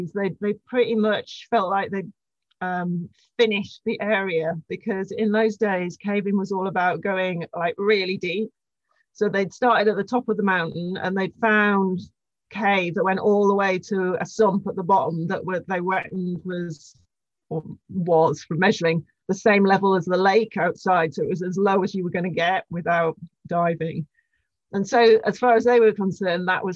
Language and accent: English; Cumbria, North West England, United Kingdom; I come from Cumbria in the northwest of England